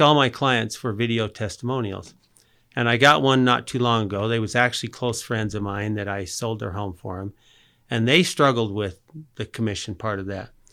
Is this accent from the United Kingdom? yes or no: no; Murray, Utah, United States; also born or lived in San Diego; I was born here in Murray, lived in San Diego. In fact, I grew up just about two blocks from here